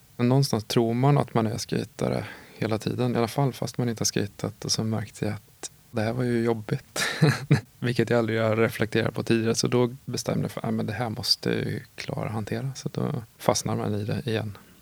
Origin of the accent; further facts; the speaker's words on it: Åtvidaberg, Östergötland, Sweden; also born or lived in Linköping; Jag är uppvuxen i Åtvidaberg och eh, född i Linköping